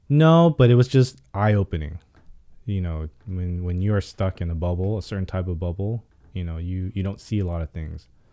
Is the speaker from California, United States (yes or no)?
yes; Pasadena, California, United States; also born or lived in Hollywood, Los Angeles; I'm born and raised in L